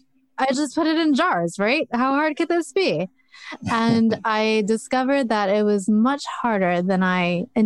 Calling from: Oregon, United States; I am in Oregon, about 40 minutes west of Portland.

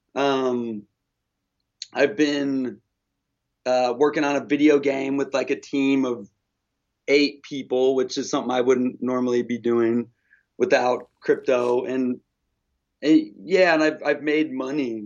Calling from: Olympia, Washington, United States; I'm calling from Olympia, Washington

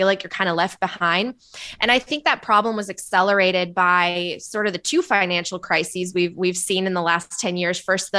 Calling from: Los Angeles, California, United States; I'm calling in from beautiful, sunny, and hot Los Angeles. It does not feel like March 1st here.

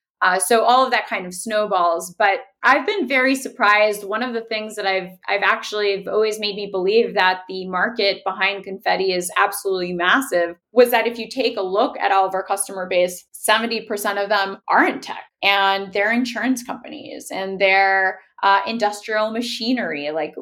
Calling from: Miami, Florida, United States; I'm calling in from Miami, Florida

